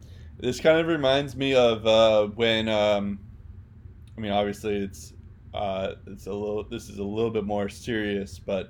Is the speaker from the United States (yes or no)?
yes; United States; just as like an American hockey fan